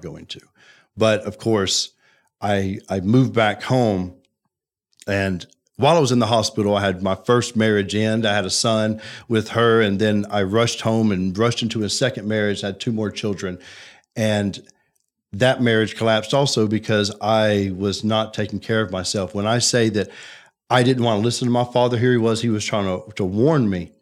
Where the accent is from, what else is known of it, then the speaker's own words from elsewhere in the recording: Birmingham, Alabama, United States; I'm I'm from Birmingham, grew yeah. up here, born and raised.